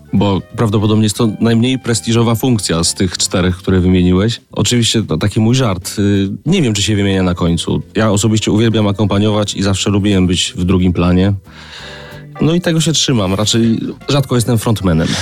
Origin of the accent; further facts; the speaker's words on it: Grudziądz, Kuyavian-Pomeranian Voivodeship, Poland; … z Grudziądza, tak byłem nazywany